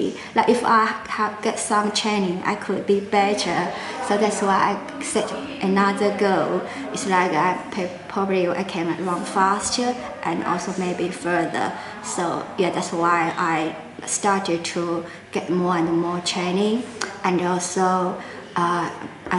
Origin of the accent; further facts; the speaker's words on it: China; English is a second language; also born or lived in Guangzhou, Guangdong, China / central China; now in Shanghai, China; I'm from China. But yeah, I'm like born in Guangzhou, so it's like south of China, so it's just next to Hong Kong. But like my dad is in like from the middle of China